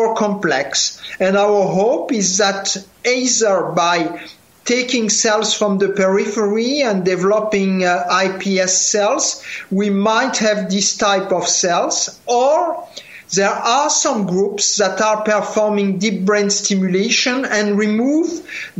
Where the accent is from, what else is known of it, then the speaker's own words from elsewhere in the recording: France; accent: French; English is a second language; You hear from my accent, I am a French guy